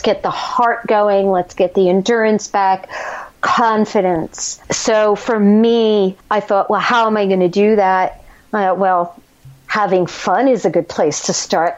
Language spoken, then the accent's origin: English; New Jersey, United States; we're both from Jersey